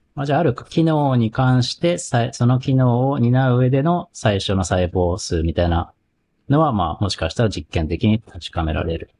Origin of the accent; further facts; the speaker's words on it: Kagoshima, Japan; 僕、鹿児島出身です。